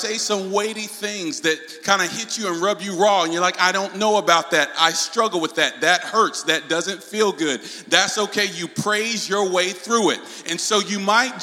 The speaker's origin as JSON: {"language": "English", "region": "North Carolina", "country": "United States", "tie": "born or raised there", "accent": "southern", "said": "I'm raised in the Deep South in North Carolina"}